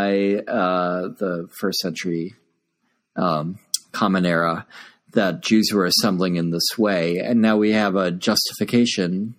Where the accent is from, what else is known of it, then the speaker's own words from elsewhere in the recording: United States; I'm culturally American, ethnically German, and religiously Christian.